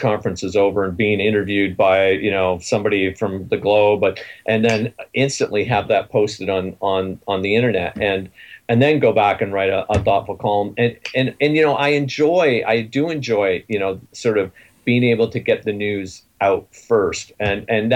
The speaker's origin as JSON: {"language": "English", "region": "Ontario", "country": "Canada", "said": "I'm from Surrey, Ontario"}